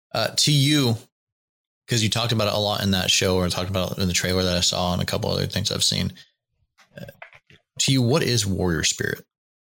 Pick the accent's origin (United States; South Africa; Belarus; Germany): United States; Pacific Northwest; Growing up in the Pacific Northwest